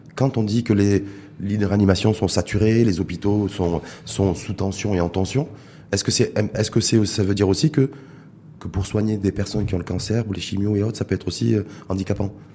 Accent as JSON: {"language": "French", "country": "Morocco", "said": "chez nous, au Maroc"}